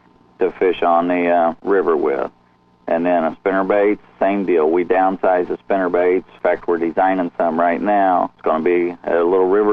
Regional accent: Indiana, United States; I'm from Indiana here, and we're up here where it's tough

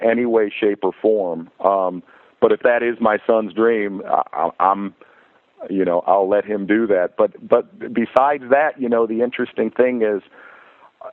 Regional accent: Michigan, United States; growing up in Michigan

